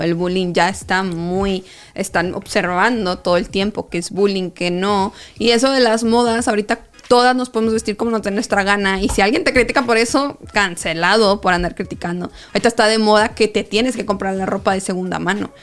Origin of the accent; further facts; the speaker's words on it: Mexico; now in United States; yo vengo de México